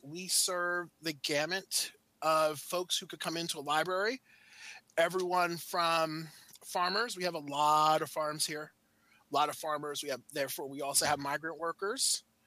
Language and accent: English; New York, United States; moved away as an adult; now in Maryland, United States; I'm originally from New York